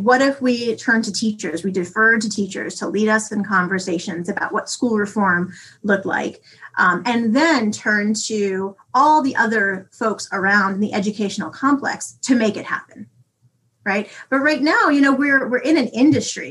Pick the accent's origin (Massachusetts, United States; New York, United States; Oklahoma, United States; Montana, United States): New York, United States; New York City; moved away as an adult; now in North Dakota, United States; I've only lived here for a year and I'm from the Bronx